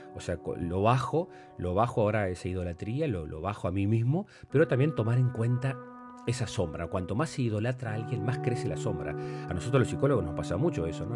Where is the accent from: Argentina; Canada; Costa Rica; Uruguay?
Uruguay; como uruguayos